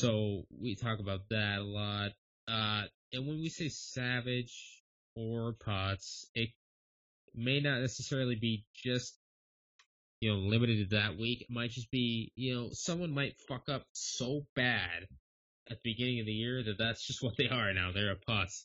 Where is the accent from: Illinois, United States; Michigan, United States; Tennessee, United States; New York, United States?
Michigan, United States; Western Upper Peninsula; I'm from the Western UP.